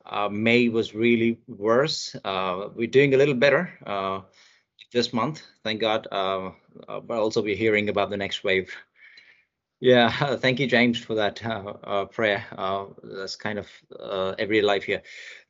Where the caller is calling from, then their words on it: India; Yeah, I'm joining from India.